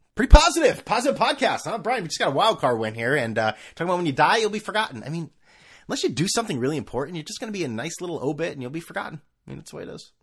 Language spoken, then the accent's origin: English; Connecticut, United States; now in California, United States; I'm originally from Connecticut.